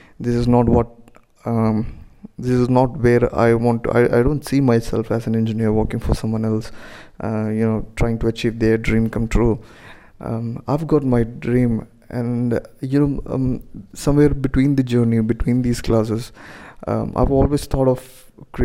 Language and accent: English; India; I'm an Indian, so as an Indian parents from middle class